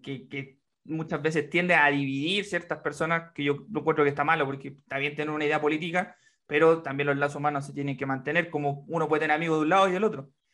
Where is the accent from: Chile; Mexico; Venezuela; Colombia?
Chile; como chilenos somos tan, eh, en, tan afables